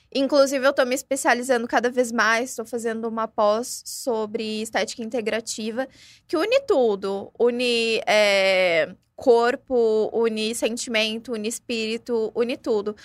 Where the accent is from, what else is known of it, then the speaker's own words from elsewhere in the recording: São Paulo, Brazil; now in Ribeirão Preto, Brazil; Eu não sou daqui de Ribeirão Preto, eu ah, sou de São ah, Paulo